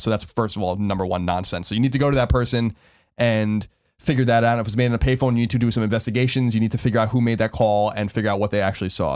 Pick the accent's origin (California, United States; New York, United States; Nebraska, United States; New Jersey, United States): New York, United States; New York City; moved away; I come from New York